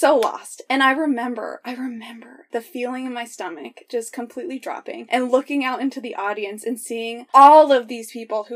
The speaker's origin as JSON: {"language": "English", "region": "Colorado", "country": "United States", "said": "I'm from Colorado, live near the Rocky Mountains"}